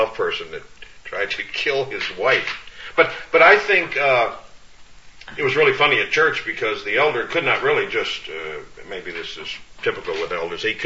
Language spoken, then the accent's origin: English; Orlando, Florida, United States; moved away; Orlando, Florida, my hometown